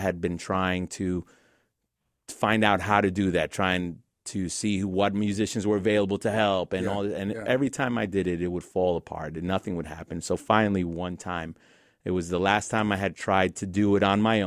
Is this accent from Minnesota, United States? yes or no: no; New York City, New York, United States; Grew up in Queens.